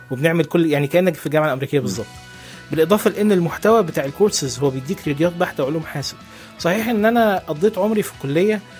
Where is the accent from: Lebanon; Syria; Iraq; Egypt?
Egypt; also born or lived in Saudi Arabia / United Arab Emirates; يعني انا اتولدت في مصر وبعدين آه، سافرت مع والدي لان هو كان شغال في السعوديه وبعدين سافرت معاه تاني قعدت كان شغال في الامارات قعدت في الامارات لحد اعدادي تقريبا وبعدين رجعت مصر خدت الاعداديه والثانويه من مصر